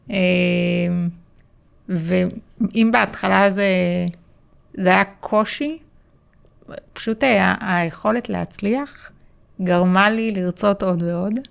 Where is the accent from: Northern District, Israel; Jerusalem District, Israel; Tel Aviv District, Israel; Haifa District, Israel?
Tel Aviv District, Israel; Holon; אמ, גדלתי בשכונת נווה רמז, כמו שאמרתם.